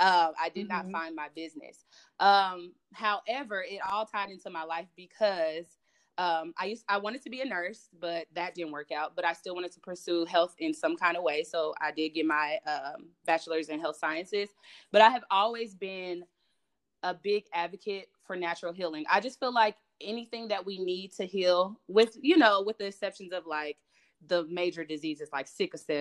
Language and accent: English; Kansas City, Missouri, United States; I am born and raised in Kansas City